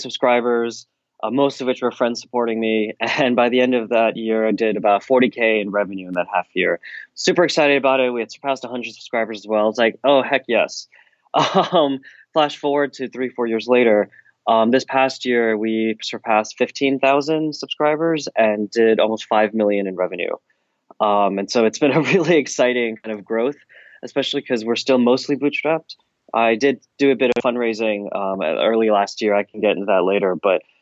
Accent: New Jersey, United States; moved away as an adult; also born or lived in New York / Bay Area / Tokyo, Japan; I was born in New York and then raised in New Jersey

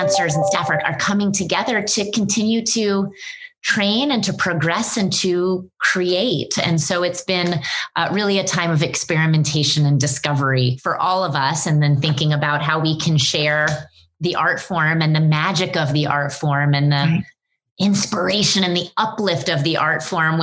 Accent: North Carolina, United States; moved away as an adult; also born or lived in Greensboro, North Carolina; now in New York City, United States; I'm from North Carolina

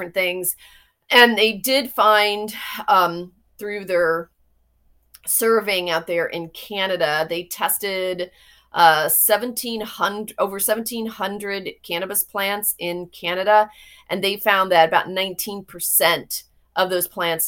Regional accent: Florida, United States; I grew up in Florida

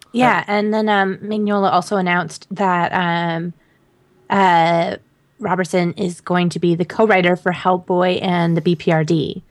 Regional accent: Canada; moved away; I'm still Canadian

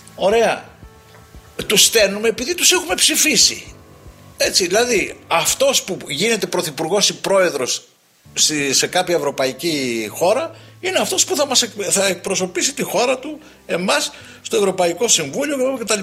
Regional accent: Greece; ως Έλληνες

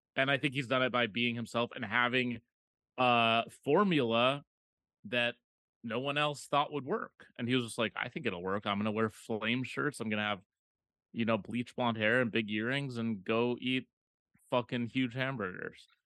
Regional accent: Minneapolis, Minnesota, United States; moved away; Minneapolis is my hometown

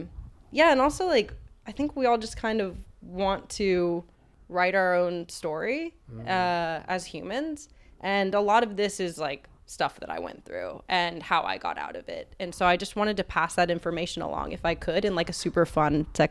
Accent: Texas, United States; I grew up in Texas

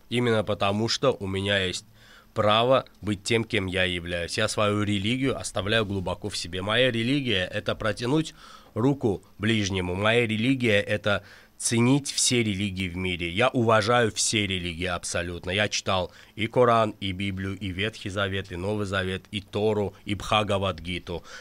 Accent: Azerbaijan; я и как и каждый азербайджанец в Азербайджане, несмотря на религию, мы хотим мира, поверь мне.

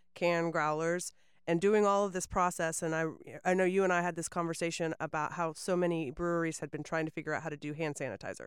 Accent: Winter Haven, Florida, United States; also born or lived in Auburndale; now in Lakeland, United States; I grew up in Winter Haven.

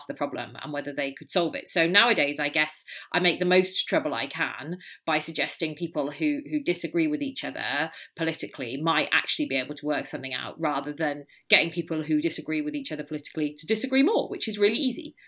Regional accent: Wales, United Kingdom; now in California, United States; I'm Welsh.

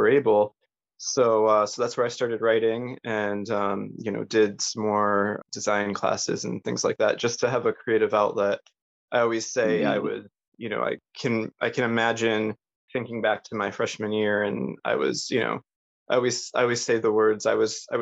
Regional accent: Northwest Connecticut, United States; moved away; also born or lived in New York City; I grew up in the Northeast in Northwest Connecticut.

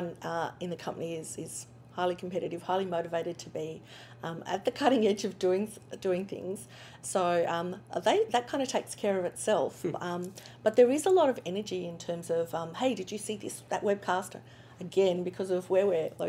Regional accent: Australia; accent: Australian; back in Australia, which obviously my accent is a bit of a giveaway for

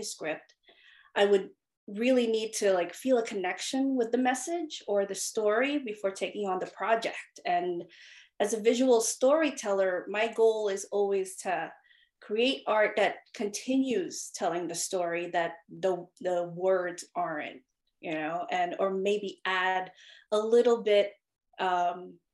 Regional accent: New York, United States; also born or lived in Philippines; I immigrated here from the Philippines when I was 6 years old, and I settled in Queens, New York

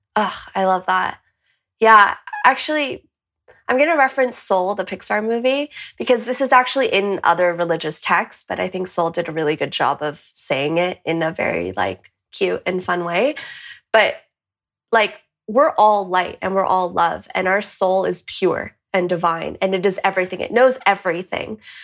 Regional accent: California, United States; moved away as an adult; also born or lived in Boston; now in Madrid, Spain; I'm from California, but I'm currently in Madrid.

